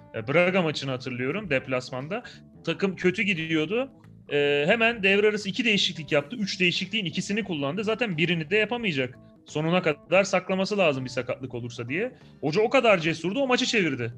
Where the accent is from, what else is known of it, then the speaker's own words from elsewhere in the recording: Malatya, Turkey; moved away; ben Malatyalıyım